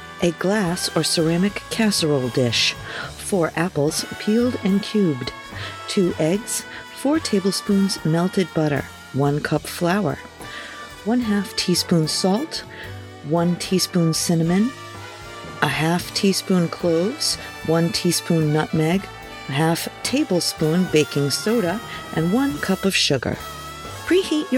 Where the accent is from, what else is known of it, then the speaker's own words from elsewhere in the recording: Pawtuxet, Rhode Island, United States; I grew up here in Pawtuxet